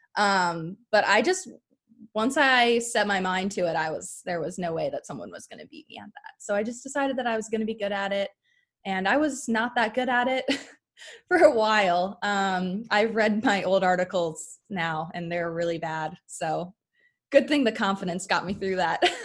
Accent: Philadelphia, Pennsylvania, United States; moved away as an adult; also born or lived in Delaware; now in Charlotte, United States; I grew up near Philadelphia Airport

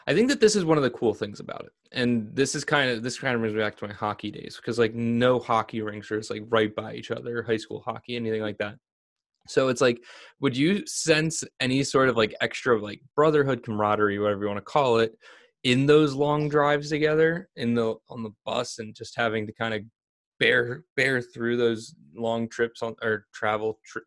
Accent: Vineland, New Jersey, United States; I grew up in Vineland, and this is a very, very rural

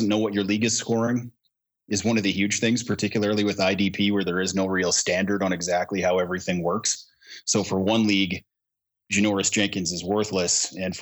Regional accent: Canada; I'm Canadian

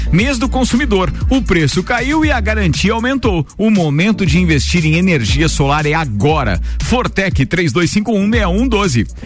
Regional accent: Bom Retiro, Santa Catarina, Brazil; Bom Retiro, que é a cidade onde eu nasci

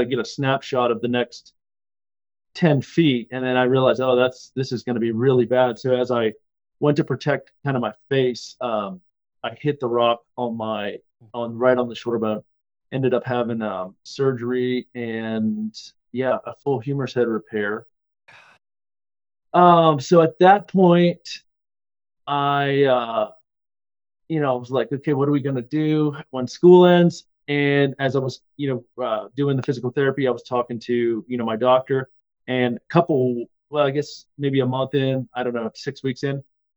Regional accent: Blacksburg, Virginia, United States; I grew up in Blacksburg, Virginia, which is where Virginia Tech is

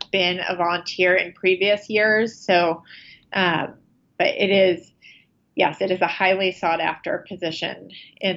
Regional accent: New Jersey shore, United States; now in New York City, United States; grew up in New Jersey along the shore, about 10 miles from where he grew up in Freehold, New Jersey

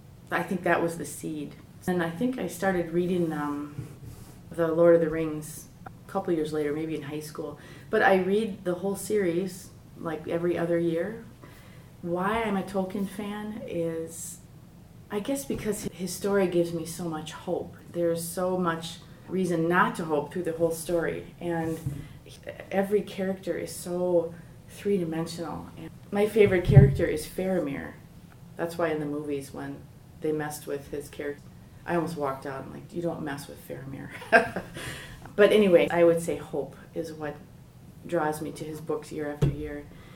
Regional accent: Milwaukee, Wisconsin, United States; I am 55, and I'm from Milwaukee. I grew up here, and I actually went to Marquette as well.

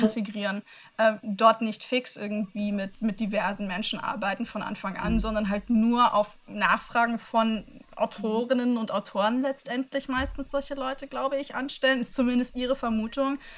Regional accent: Germany; in meinem Heimatland

